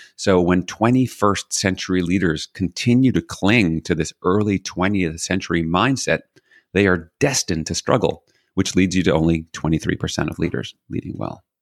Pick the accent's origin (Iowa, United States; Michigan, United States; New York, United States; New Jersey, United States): New York, United States; New York City; So I was born in New York City, not unique. Had a single mom, also not unique. Was raised by my mom and my grandmother